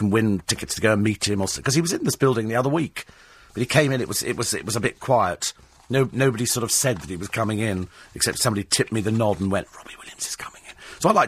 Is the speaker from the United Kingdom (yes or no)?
yes; United Kingdom; It's polite, it's called, you know, being British, you go, how are you?